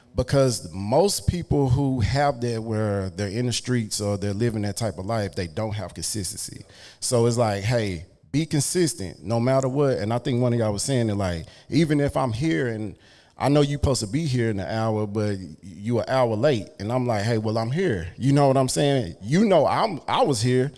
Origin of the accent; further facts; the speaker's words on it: Dallas, Texas, United States; I grew up in Oak Cliff